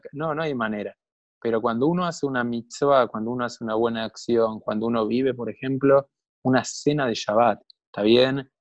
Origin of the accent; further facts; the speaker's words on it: Buenos Aires, Argentina; yo nací en una familia en Buenos Aires